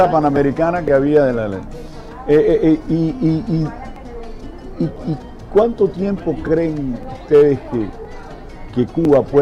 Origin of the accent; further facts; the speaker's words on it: Caribbean Region, Colombia; Colombia, del Caribe, de la parte colombiana